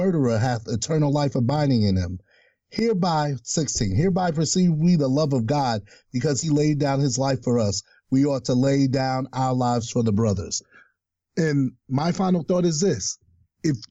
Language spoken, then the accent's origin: English; New York City, New York, United States; moved away as an adult; also born or lived in Brooklyn, New York / Ohio; Born and raised in Staten Island, New York. Didn't leave Staten Island for 25 years